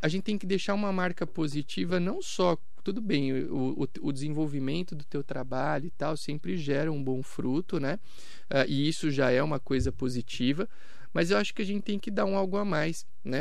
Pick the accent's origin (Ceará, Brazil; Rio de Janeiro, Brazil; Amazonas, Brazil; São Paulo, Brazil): São Paulo, Brazil; São Caetano do Sul; also born or lived in Itápolis / Itaquaquecetuba / Campos do Jordão; now in Mogi das Cruzes, Brazil; em São Caetano do Sul, que foi a cidade onde eu cresci. Eu morei por 20 anos lá